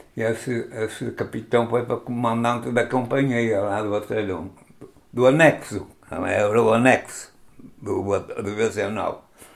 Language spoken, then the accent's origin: Portuguese; Viana do Castelo, Portugal; Sou natural de Viana do Castelo